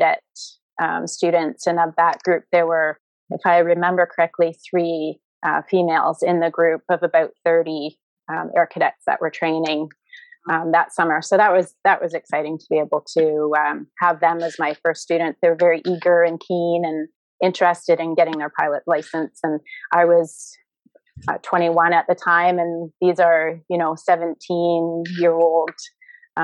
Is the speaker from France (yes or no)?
no; Windsor, Ontario, Canada; also born or lived in Tecumseh, Ontario; I grew up in Riverside and attended F.J. Brennan High School